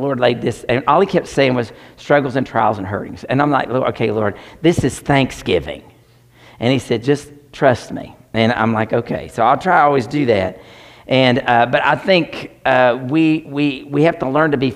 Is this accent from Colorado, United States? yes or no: no; Tennessee, United States; I'm from Tennessee